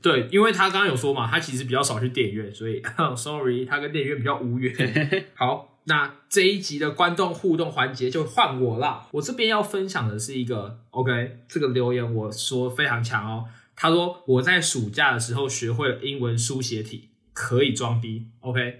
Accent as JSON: {"language": "Chinese", "country": "Taiwan", "said": "我们台湾人都很客气"}